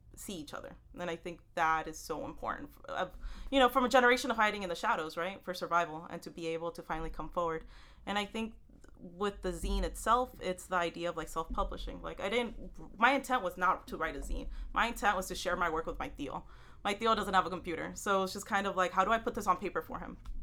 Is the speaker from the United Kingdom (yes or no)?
no; Houston, Texas, United States; now in New York City, United States; I live in New York City. I um, I grew up in Houston, Texas, and my family from El Salvador